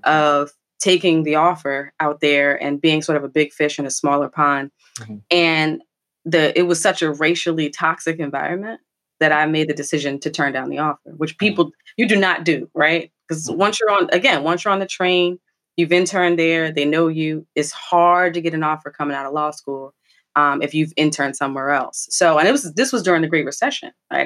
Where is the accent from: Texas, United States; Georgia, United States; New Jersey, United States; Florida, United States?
New Jersey, United States; a Jersey girl, born and bred through and through